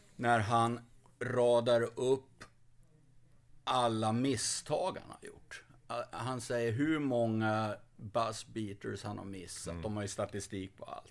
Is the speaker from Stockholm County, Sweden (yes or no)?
no; Skåne, Sweden; Lite patriotisk eh, skåning